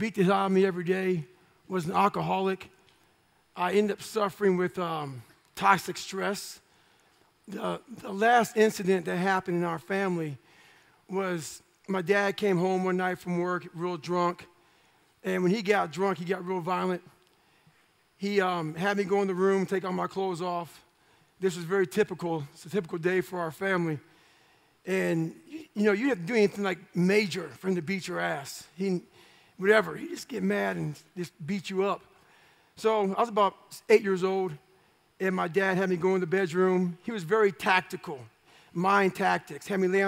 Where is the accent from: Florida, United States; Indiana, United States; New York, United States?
Indiana, United States; Brazil; So we moved from Brazil, Indiana to Annapolis, Indiana